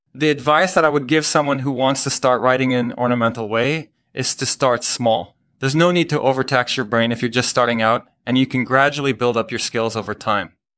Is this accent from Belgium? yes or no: yes; Belgium; moved away as an adult; now in United States; I'm originally from Belgium, but I've been living in the United States for the past few years.